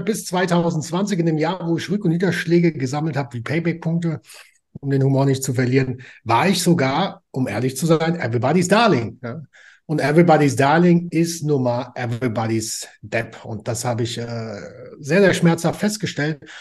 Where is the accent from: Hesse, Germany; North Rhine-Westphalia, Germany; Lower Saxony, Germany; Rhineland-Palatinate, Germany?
Hesse, Germany; Frankfurt; ich komme aus Frankfurt am Main